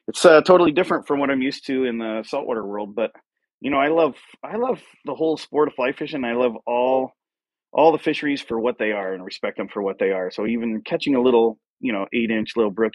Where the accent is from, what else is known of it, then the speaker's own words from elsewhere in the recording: Venice, Florida, United States; I grew up in Florida, and on the west coast of Florida in Venice, which is a little south of Tampa